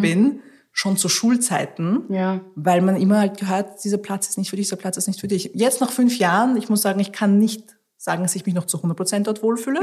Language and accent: German; Austria; first language Russian; German is a second language; moved away as an adult; also born or lived in Tajikistan; now in London, United Kingdom; ich bin aufgewachsen in Österreich